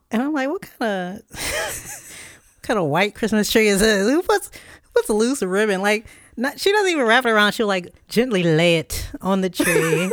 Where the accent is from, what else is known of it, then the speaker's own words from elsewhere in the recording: Chesapeake, Virginia, United States; Dollar Tree, which is headquartered in my hometown